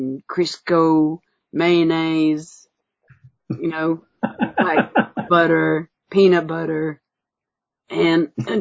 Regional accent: Adelaide, South Australia, Australia; I'm being from Adelaide. I say ranch and dance.

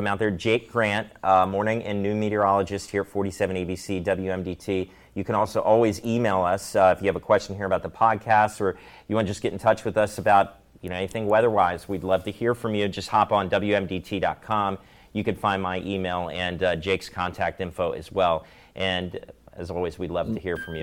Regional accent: Maryland, United States; when I moved here to Salisbury, although I'm from Maryland.

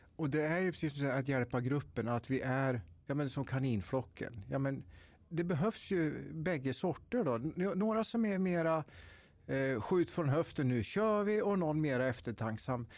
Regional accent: Tiveden forests, Närke, Örebro County, Sweden; jag är född och uppväxt i Tiveskogarna i Närke

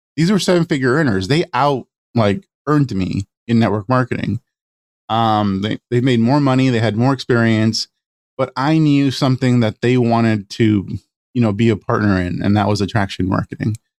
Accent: Los Angeles, California, United States; I, I grew up in East LA to an immigrant family, Mexican family

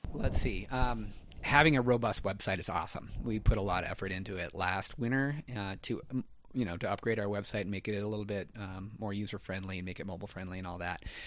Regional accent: Gallatin Valley, Montana, United States; I grew up here in the Gallatin Valley

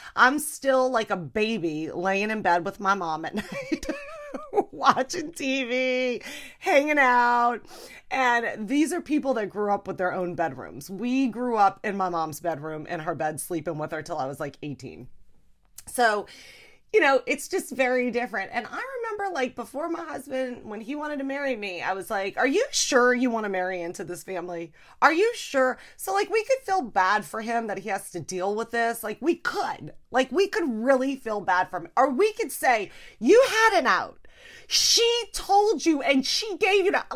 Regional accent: Louisiana, United States; we're from Louisiana, you know? I grew up eating all fried food.

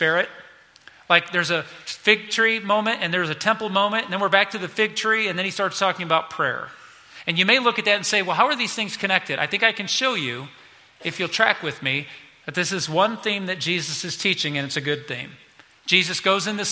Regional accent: United States; as an American kid, not growing up on a farm

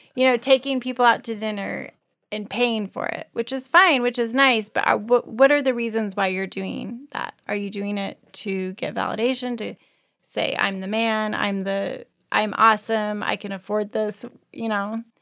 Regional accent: Colorado, United States; moved away; I grew up in Colorado

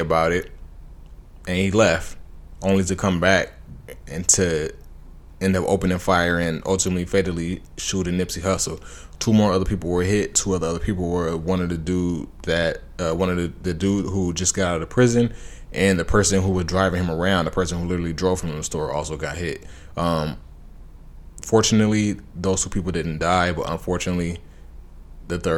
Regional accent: Los Angeles County, California, United States; I'm from Los Angeles County

